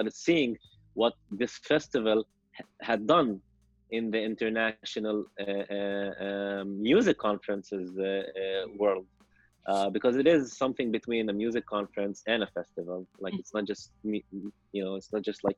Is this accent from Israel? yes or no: yes; Lod, Central District, Israel; also born or lived in Jerusalem; I returned to Lid, my hometown, which is a mixed city